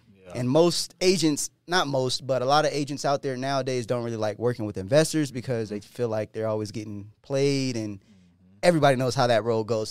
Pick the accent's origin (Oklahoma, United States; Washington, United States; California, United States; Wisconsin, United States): California, United States; Del Mar; now in Denver, United States; I'm originally from California, Del Mar, California, which is one of the richest areas in California. And when I when my mom moved out there into the low income apartments